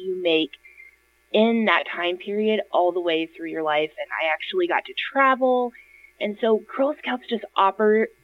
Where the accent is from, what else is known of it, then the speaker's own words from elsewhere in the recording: Illinois, United States; now in Indianapolis, United States; I grew up in Illinois